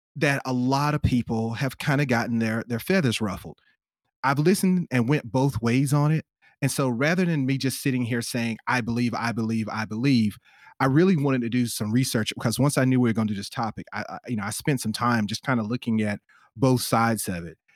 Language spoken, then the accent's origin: English; South Carolina, United States; now in Los Angeles, United States; I'm from the Southeast, I'm from South Carolina, you know, that's where I'm originally from